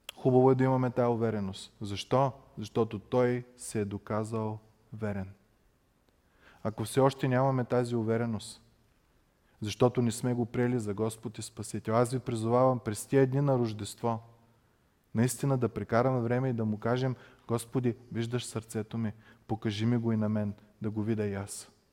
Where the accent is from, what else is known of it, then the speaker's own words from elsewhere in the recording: Bulgaria; като нас българи